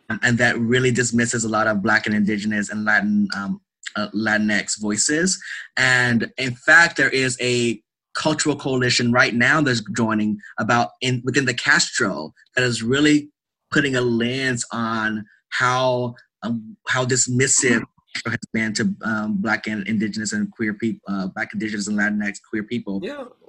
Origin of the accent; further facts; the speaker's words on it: North Louisiana, United States; I am originally from Louisiana. Ah. North Louisiana.